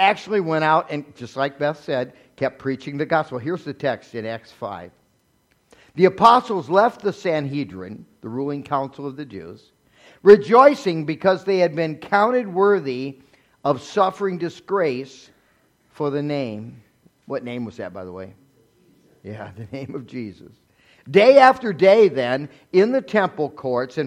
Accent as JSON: {"language": "English", "country": "United States", "said": "us as American Christians"}